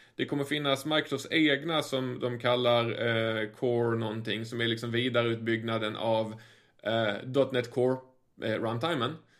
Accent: Sweden; som svensk

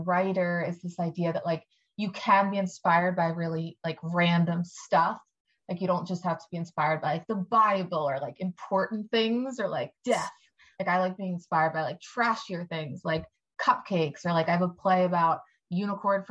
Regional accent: Ardmore, Pennsylvania, United States; I grew up in Ardmore, Pennsylvania, which is like a small Jewish friendly kind of suburb

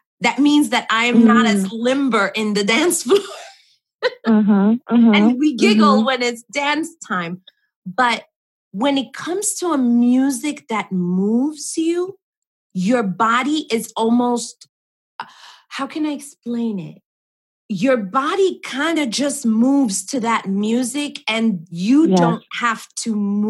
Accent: New York, United States; I'm from New York, as you know, we've spoken about this. So New York is fantastic because there are so many places that you can get classes

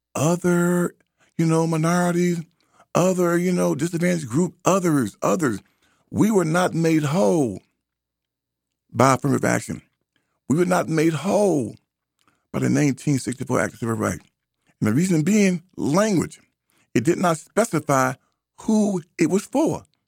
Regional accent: United States; I am an American, and I claim that. That's my birthright.

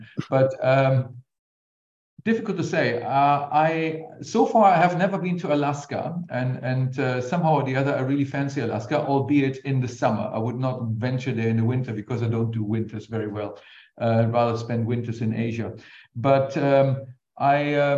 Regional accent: near Cologne, North Rhine-Westphalia, Germany; I grew up in Germany near Cologne and basically also went to school there for pretty much everything, including my undergraduate degree.

